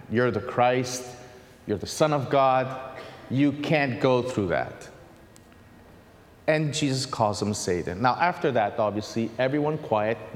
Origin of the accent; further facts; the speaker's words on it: Pittsburgh, Pennsylvania, United States; born there; also born or lived in Haiti / Italy; Haiti for six years. Uh, so I've been a missionary there. Before that, I was in Italy. Before that, I was born in Pittsburgh.